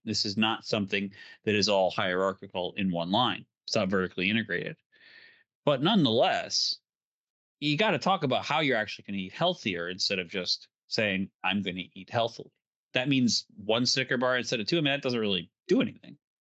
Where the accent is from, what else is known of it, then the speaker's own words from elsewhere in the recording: Illinois, United States; Illinois, let's say, because it's my home state